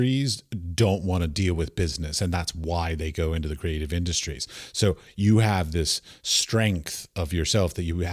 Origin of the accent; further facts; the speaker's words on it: United States; I grew up outside of Washington, D.C., and I had senators and congresspeople as our neighbors